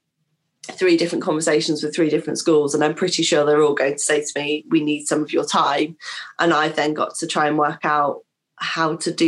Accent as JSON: {"language": "English", "town": "King's Lynn", "region": "East of England", "country": "United Kingdom", "tie": "born or raised there", "said": "as a Norfolk girl myself, I was born in Kings Lane"}